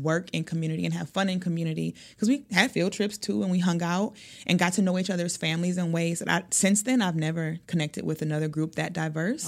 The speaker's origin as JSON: {"language": "English", "town": "Milwaukee", "region": "Wisconsin", "country": "United States", "said": "I am from Milwaukee. I've lived here most of my life."}